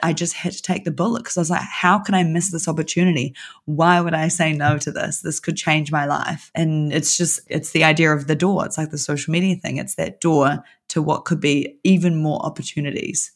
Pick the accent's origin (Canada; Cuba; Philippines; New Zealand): New Zealand; I'm from New Zealand